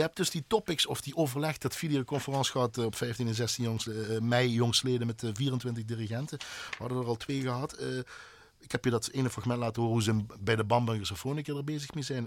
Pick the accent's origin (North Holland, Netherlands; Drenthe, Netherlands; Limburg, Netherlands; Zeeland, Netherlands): Limburg, Netherlands; Heerlen; ik kom uit Heerlen